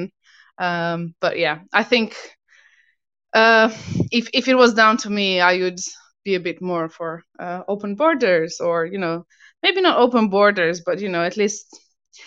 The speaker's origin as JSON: {"language": "English", "country": "Albania", "tie": "born or raised there", "also_born_or_lived": "Italy", "second_language": "English", "moved": "as an adult", "lives_now": "United Kingdom", "said": "I was born in Albania, moved to Italy"}